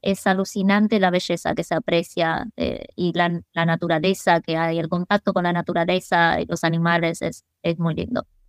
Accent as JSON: {"language": "Spanish", "town": "Mar del Plata", "region": "Buenos Aires Province", "country": "Argentina", "also_born_or_lived": "Cape Town, South Africa", "accent": "Argentine", "first_language": "English", "second_language": "Spanish", "moved": "as an adult", "lives_now": "South Africa", "said": "yo hablaba fluido y me quedó el acento argentino"}